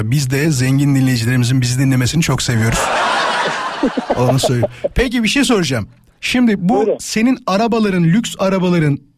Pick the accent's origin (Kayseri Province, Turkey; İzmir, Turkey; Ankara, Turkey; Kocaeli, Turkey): Kocaeli, Turkey; İzmit; Şey İstanbul diyorum İzmit özür dilerim.